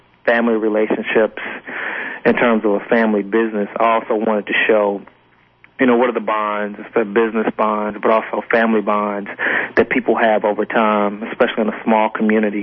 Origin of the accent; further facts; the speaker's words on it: Montgomery, Alabama, United States; I grew up in Montgomery, and my family grew up in Mobile